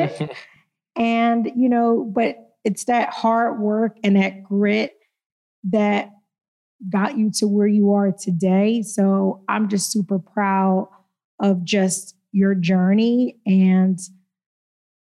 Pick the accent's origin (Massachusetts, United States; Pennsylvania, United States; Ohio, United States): Pennsylvania, United States; Philadelphia; moved away as an adult; growing up in Philly